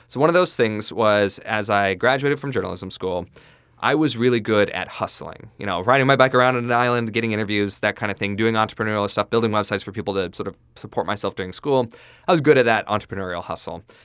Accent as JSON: {"language": "English", "region": "southeast Idaho", "country": "United States", "tie": "born or raised there", "said": "I grew up in a small town in southeast Idaho, actually in the county in southeast Idaho."}